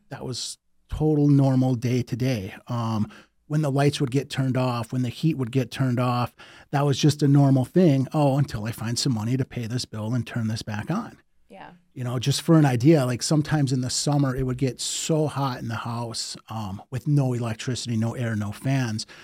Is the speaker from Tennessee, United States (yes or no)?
no; Detroit, Michigan, United States; born and raised in Detroit